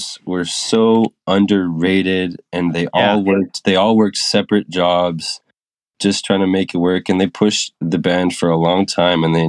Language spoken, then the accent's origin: English; Edmonton, Alberta, Canada; I'm from Edmonton, Canada. There's, like, not a lot of people that keep up with bands up here.